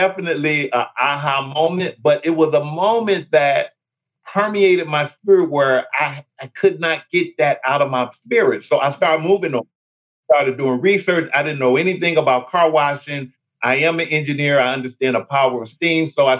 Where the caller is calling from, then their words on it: Detroit, Michigan, United States; I am calling in from Detroit.